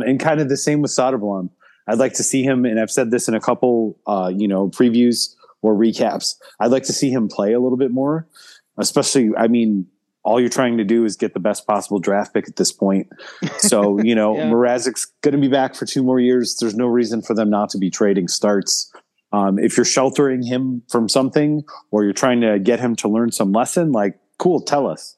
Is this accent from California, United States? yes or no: no; Chicago, Illinois, United States; where I grew up in Chicago